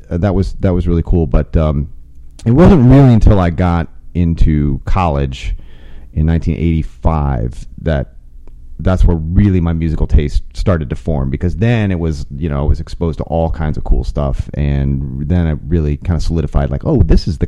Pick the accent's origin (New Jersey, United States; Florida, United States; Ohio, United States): Ohio, United States; Toledo; I remember, yeah, the radio in Toledo was very mainstream.